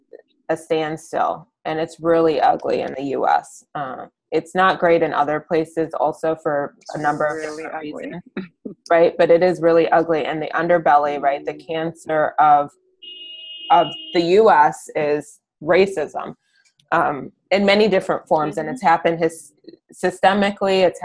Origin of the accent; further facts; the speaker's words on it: Ann Arbor, Michigan, United States; I'm from Ann Arbor. I live in Ann Arbor again.